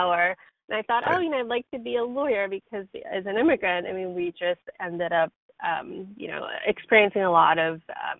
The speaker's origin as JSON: {"language": "English", "town": "New York City", "region": "New York", "country": "United States", "tie": "born or raised there", "also_born_or_lived": "South Korea / Buffalo, New York / Tampa, Florida", "moved": "as an adult", "lives_now": "San Francisco Bay Area, United States", "said": "I was born in Korea, and I came over to the U.S. with my family when I was 10 years old, and I lived in New York City until I went away to college"}